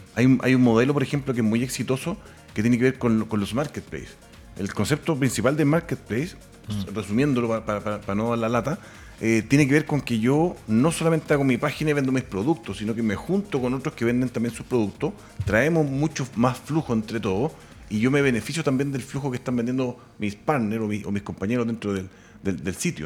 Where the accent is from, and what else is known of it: Chile